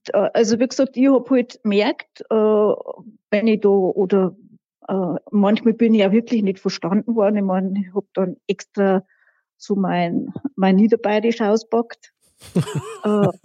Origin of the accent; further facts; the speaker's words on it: Rinchnach, Bavaria, Germany; accent: Lower Bavarian; bei uns in der Gegend, also da wo ich aufgewachsen bin, das ist ja der, der mittlere Wald